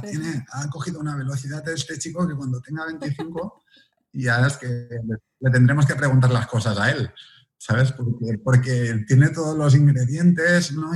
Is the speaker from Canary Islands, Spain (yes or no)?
no; Viladecans, Catalonia, Spain; nací en Vila de Cans, una ciudad que está al lado de Barcelona